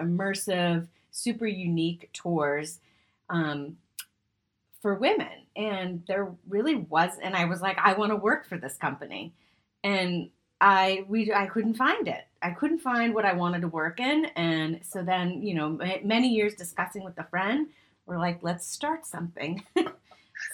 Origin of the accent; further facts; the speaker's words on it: Boston, Massachusetts, United States; now in West Coast, United States; I'm moving to the Boston area, back to my roots after 15 years being on the West Coast